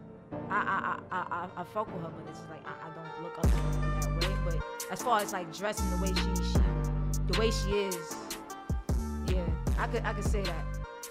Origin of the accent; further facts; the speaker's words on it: New York City, New York, United States; I lived in Brooklyn all my life. Born and raised.